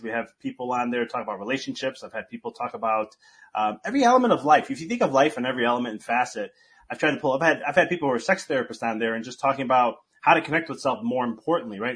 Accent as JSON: {"language": "English", "country": "United States", "said": "I'm from the United States"}